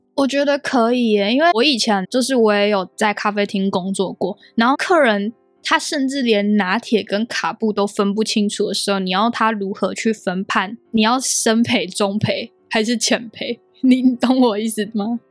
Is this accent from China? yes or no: no; Taiwan; moved away as an adult; now in United Kingdom; 我们台湾人